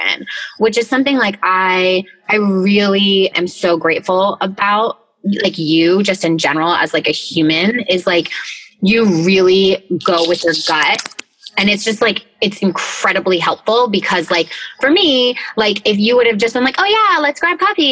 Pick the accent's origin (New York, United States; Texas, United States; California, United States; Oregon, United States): New York, United States; Rochester; I was born in Rochester, New York, which is like a little small town, like up in like BFE freaking New York.